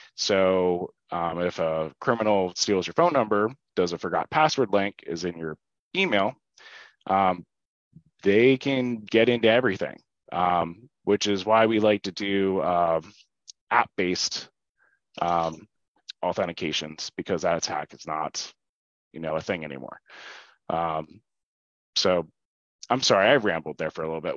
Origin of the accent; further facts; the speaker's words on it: Oley Valley, Berks County, Pennsylvania, United States; also born or lived in Shillington, Pennsylvania; I grew up in Ole Valley. Um, so I went to high school there, graduated, uh, went there my whole life